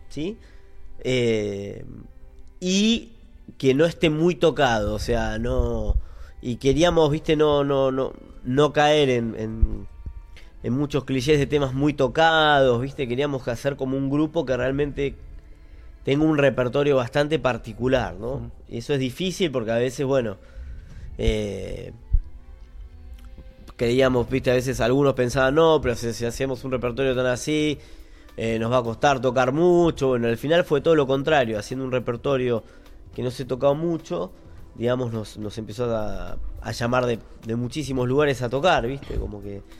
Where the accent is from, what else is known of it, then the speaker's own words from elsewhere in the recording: Argentina; Y parece que no, somos todos argentinos, pero es otro mundo.